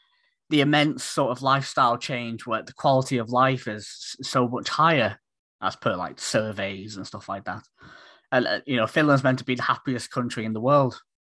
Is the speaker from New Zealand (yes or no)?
no; Isle of Man; because I'm from the Isle of Man originally.